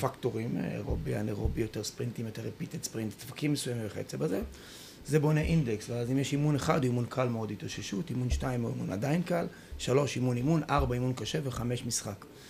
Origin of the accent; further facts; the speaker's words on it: Haifa, Haifa District, Israel; אנחנו גדלנו ביחד בחיפה